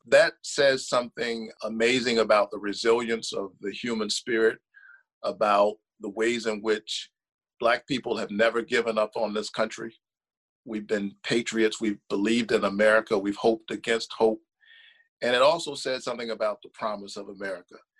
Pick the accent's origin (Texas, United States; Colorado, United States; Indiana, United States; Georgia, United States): Georgia, United States; Savannah; I'm from Savannah, you know, southeast part of the state.